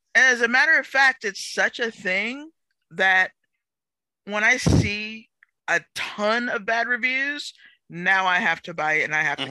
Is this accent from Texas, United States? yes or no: yes; Texas, United States; I'm from Texas